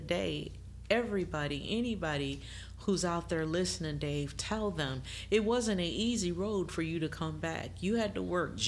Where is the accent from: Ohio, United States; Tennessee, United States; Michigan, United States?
Michigan, United States; I'm from Michigan and I'm a big time Michigan fan.